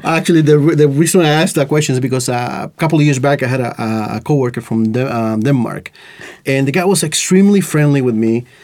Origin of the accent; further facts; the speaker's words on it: Costa Rica; English is a second language; now in Estonia; growing up in Costa Rica, for example, uh, I didn't learn English until I was like uh, late my late teens